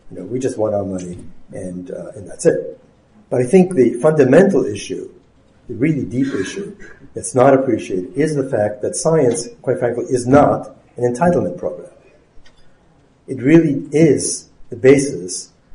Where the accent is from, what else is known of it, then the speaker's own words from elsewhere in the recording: Germany; now in United States; I was not born in the United States. I was born in Germany. And I had my education, my science education, and my science career here in the United States